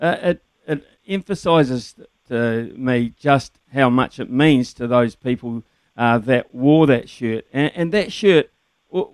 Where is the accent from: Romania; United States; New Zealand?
New Zealand; Wellington; my fellow Rongotai College alumni